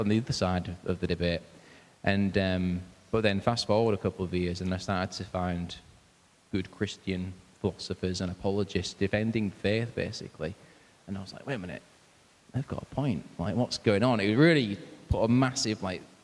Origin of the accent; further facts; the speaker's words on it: Hull, Yorkshire and the Humber, United Kingdom; I'm from Hull, born in Hull, and been in Hull ever since